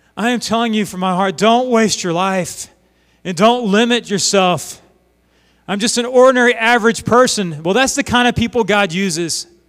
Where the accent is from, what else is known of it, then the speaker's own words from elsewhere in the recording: Oklahoma, United States; We're from Oklahoma